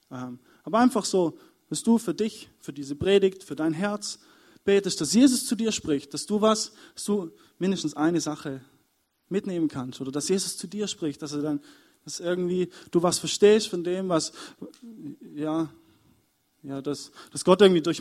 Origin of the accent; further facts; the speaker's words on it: Überlingen, Baden-Württemberg, Germany; weil ich komme ursprünglich aus Überlingen und eigentlich ist es ja ziemlich weit weg.